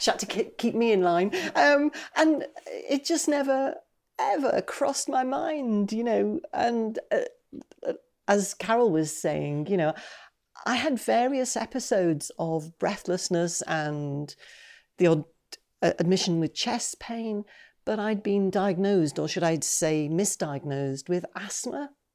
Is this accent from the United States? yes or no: no; Newcastle upon Tyne, North East England, United Kingdom; I'm from Newcastle-upon-Tyne.